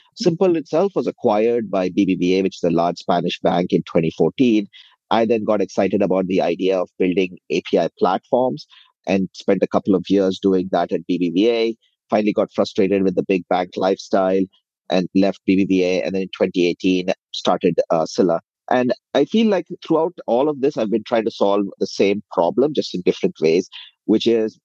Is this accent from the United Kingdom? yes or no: no; India; moved away as an adult; now in United States; I grew up in India, came over to the US about 18, 19 years ago as a software engineer